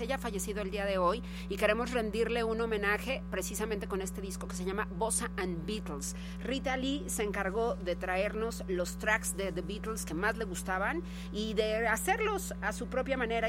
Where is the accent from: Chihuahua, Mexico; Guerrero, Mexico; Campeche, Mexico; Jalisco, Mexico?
Jalisco, Mexico; Guadalajara; moved away; allá en mi ciudad natal, gracias a Radio Universidad de Guadalajara